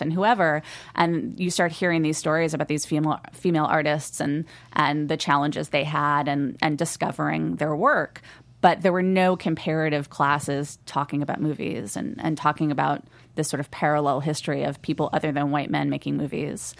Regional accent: Los Angeles, California, United States; I grew up in Studio City

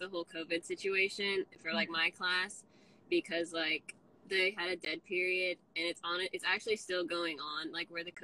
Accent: Georgia, United States; I'm from Georgia, Tequila, Georgia

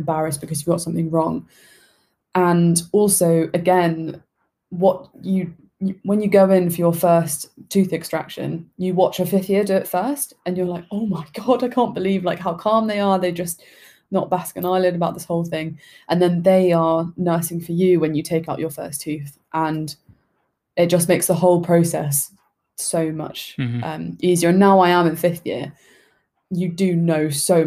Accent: Oxford, South East England, United Kingdom; moved away as an adult; now in Bristol, United Kingdom; I am from Oxford originally, so it's only about an hour and a half away

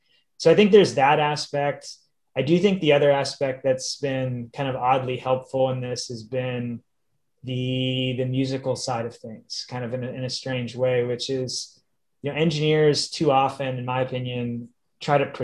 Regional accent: Pennsylvania, United States; moved away; also born or lived in Ohio / California; I grew up in Pennsylvania

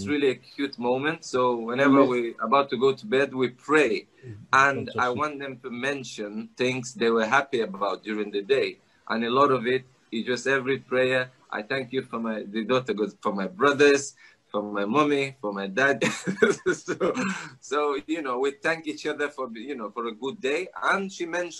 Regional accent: Nigeria; moved away; I grew up in Africa, Nigeria. My mom is Russian.

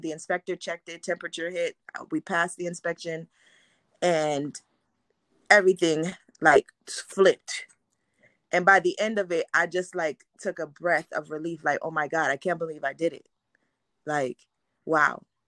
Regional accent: New York, United States; also born or lived in Haiti; now in Orlando, United States; I was born in Haiti, grew up in New York

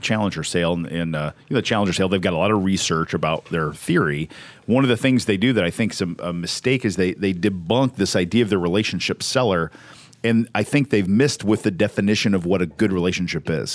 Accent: Southern Indiana, United States; we're from Southern Indiana.

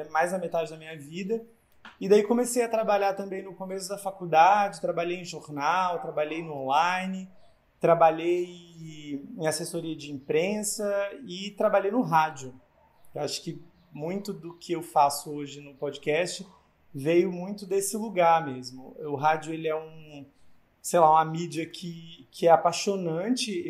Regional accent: Northeast Region, Brazil; Eu sou jornalista, eu sou nordestino

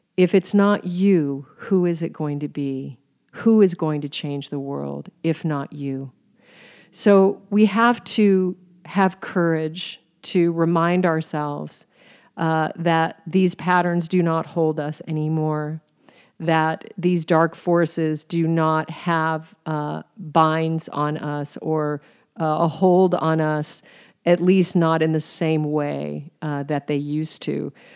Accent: Alaska, United States; moved away as an adult; also born or lived in Arizona / Paris, France; I was from Alaska

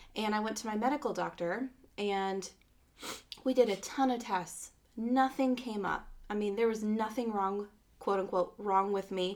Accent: Phoenix, Arizona, United States; I was born in Phoenix

